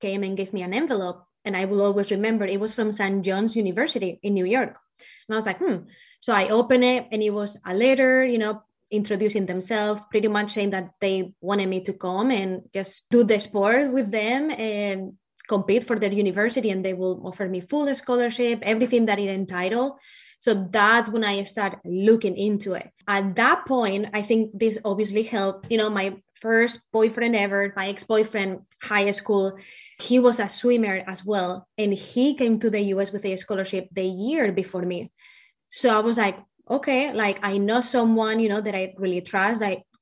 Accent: Valencia, Valencian Community, Spain; first language Spanish; English is a second language; moved away as an adult; also born or lived in Ohio, United States; now in Kansas, United States; I have a really thick accent, and that is because I'm not from the U.S. So I am from Valencia, Spain, and I came to the U.S. when I was 18 years old

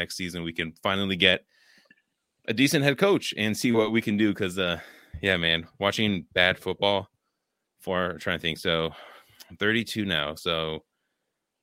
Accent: Richmond, California, United States; also born or lived in Oakland; now in Wisconsin, United States; I grew up in California, born in Oakland, raised in like the Richmond, San Francisco Bay Area

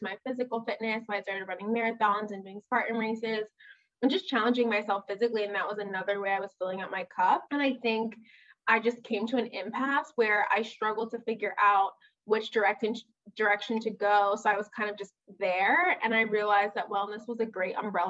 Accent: New York City, New York, United States; moved away as an adult; now in Chicago, United States; I was born and raised in Brooklyn, New York, and I just moved to Chicago

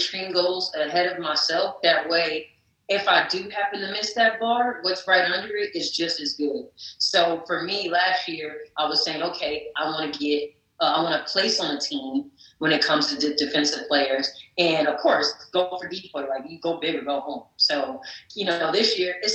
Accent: North New Jersey, United States; the Prudential Center in North New Jersey, my hometown

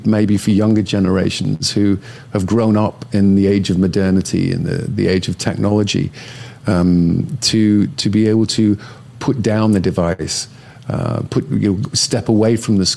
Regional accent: the north of England, United Kingdom; now in United States; growing up in Northern England where I grew up

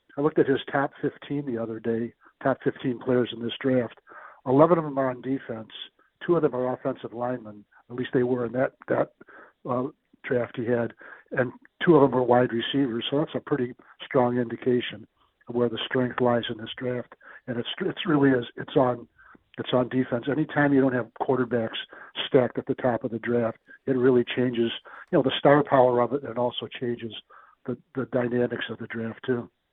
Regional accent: South Dakota, United States; I'm from South Dakota

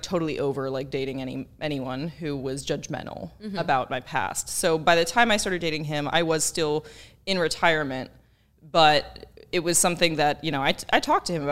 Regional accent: Texas, United States; moved away as an adult; now in Kentucky, United States; I'm actually from Texas

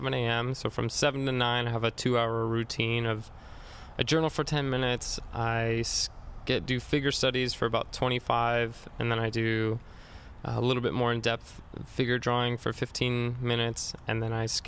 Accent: Riverside, California, United States; I'm from Riverside

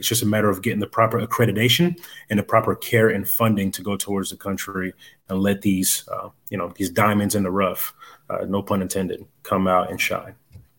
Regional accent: DR Congo; moved away; I was born in Zaire, which is now the Democratic Republic of Congo.

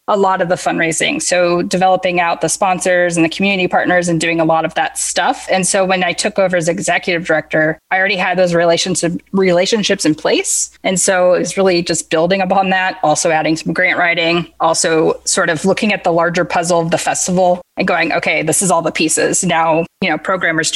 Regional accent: San Diego, California, United States; moved away as an adult; also born or lived in Los Angeles, California / Oxford, Mississippi; Northern San Diego, which is mostly where I'm from

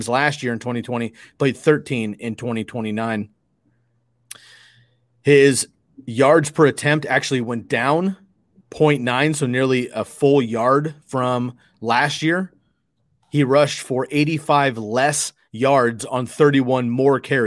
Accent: Bay Area, California, United States; I grew up down in the Bay Area

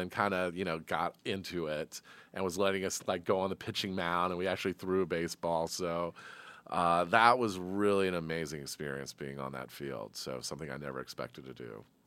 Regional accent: Atlanta, Georgia, United States; here's a kid from Atlanta

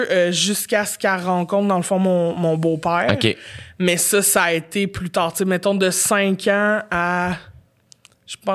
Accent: Montreal, Quebec, Canada; J'étais Montréal.

